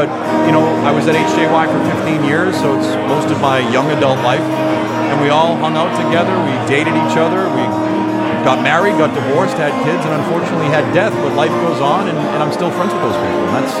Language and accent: English; Boston, Massachusetts, United States; I'm from Boston.